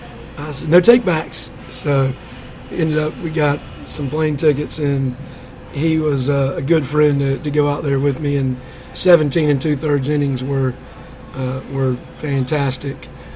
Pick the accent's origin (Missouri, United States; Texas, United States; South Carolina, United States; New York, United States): South Carolina, United States; Greenwood; also born or lived in Arkansas / Florence, South Carolina; I grew up in Greenwood most of my life. Went to Lakeview, East End, Emerald. I was actually born in Arkansas, but moved here as a youngster. And fell in love with Greenwood almost immediately, I'd say.